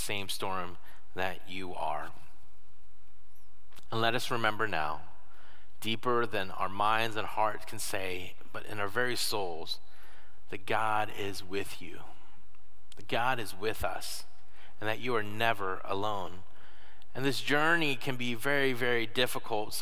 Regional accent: Florida, United States; now in Michigan, United States; I'm not from Michigan, that I did not have snow days growing up. What we had instead were hurricane days. I grew up in Florida.

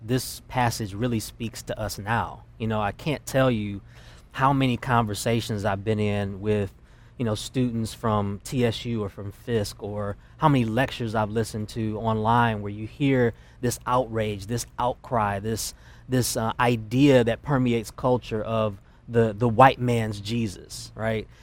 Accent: Detroit, Michigan, United States; I grew up in a very black world in Detroit. I'm originally from Detroit, Michigan.

